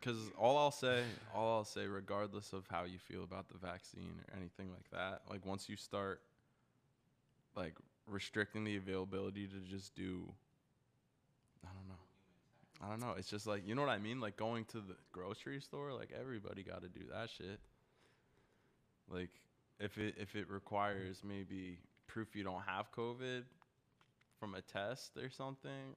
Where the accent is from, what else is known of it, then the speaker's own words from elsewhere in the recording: United States; I'm an American